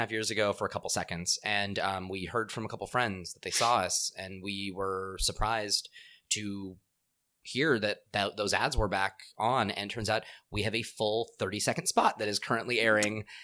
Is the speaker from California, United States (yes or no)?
yes; Southern California, United States; I am Southern Californian